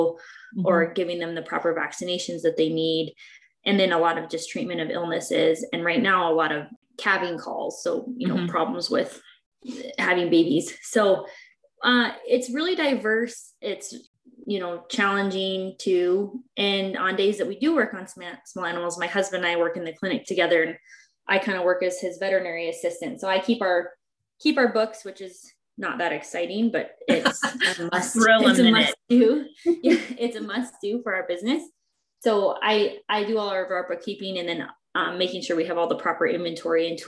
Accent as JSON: {"language": "English", "town": "Lewistown", "region": "Montana", "country": "United States", "tie": "born or raised there", "also_born_or_lived": "Washington", "said": "I grew up in Lewistown."}